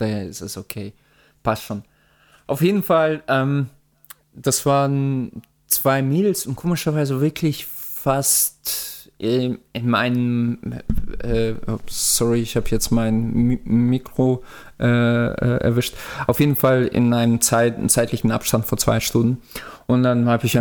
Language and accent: German; Russia; moved away; ich komme ja aus Russland